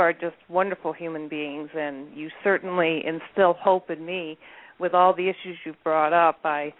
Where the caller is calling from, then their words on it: Adirondack Mountains, New York, United States; I'm calling from the Adirondack Mountains in New York.